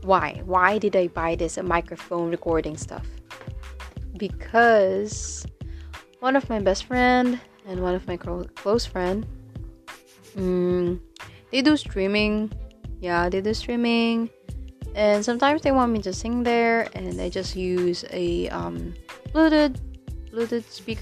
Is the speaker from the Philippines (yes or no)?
yes; Philippines; first language Tagalog; English is a second language; English is not my first language. It's Filipino, it's Tagalog.